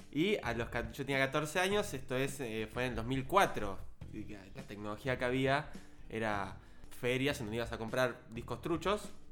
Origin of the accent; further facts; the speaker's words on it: Buenos Aires Province, Argentina; yo soy del conurbano zona sur de Gran Buenos Aires